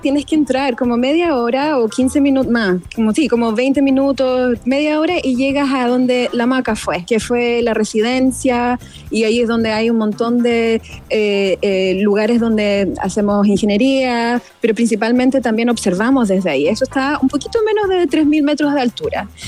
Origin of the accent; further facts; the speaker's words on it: Chile; nosotros como chilenos